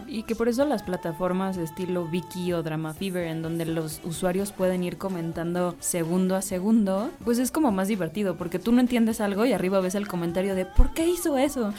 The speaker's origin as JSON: {"language": "Spanish", "country": "Mexico", "said": "como mexicano"}